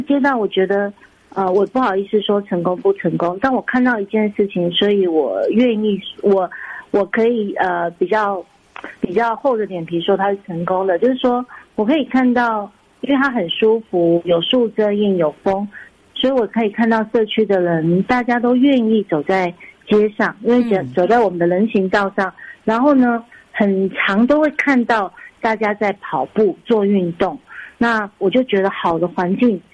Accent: Taiwan; 我们都是台湾长大的一个，呃孩子

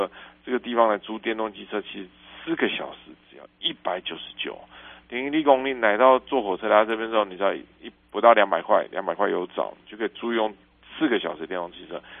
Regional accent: southern Taiwan, Taiwan; 在我们南部

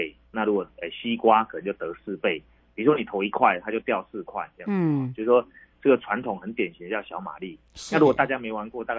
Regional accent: Taiwan; 其实我们台湾人大概都很聪明啊

